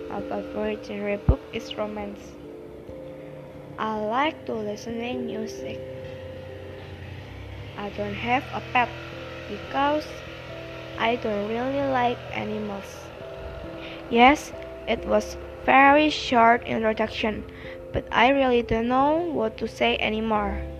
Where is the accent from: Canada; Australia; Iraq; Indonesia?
Indonesia; Semarang, Central Java; I was born in Semarang, August 15, 2007.